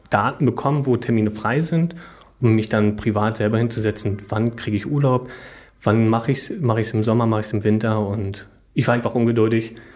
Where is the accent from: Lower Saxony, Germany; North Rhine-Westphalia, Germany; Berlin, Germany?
Berlin, Germany; Ich komme auch aus Berlin, von daher war das natürlich ganz praktisch.